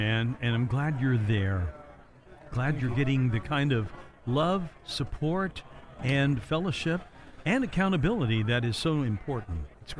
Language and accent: English; Indiana, United States; moved away; You know, I'm from Indiana myself